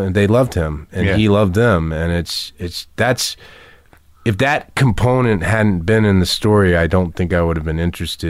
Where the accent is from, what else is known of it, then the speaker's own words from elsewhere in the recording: the South, United States; You know, we're both from the South originally